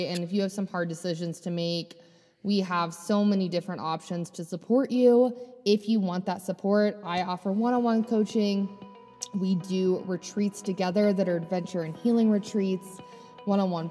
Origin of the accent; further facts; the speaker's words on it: Delaware, Ohio, United States; moved away; my hometown in Delaware, Ohio